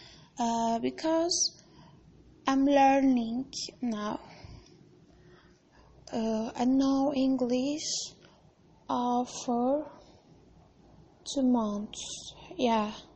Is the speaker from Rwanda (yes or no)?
no; Turkey; English is a second language; I'm from Turkey. I am Turkish